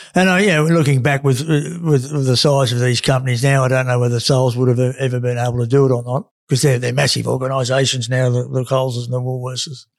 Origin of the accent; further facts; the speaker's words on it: Australia; the guys I grew up with in Carra